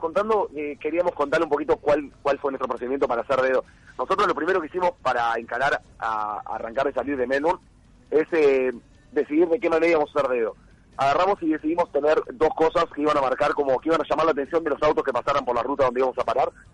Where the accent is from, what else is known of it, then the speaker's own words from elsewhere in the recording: Uruguay; moved away; venimos de Sudamérica y venimos de, Uruguay particularmente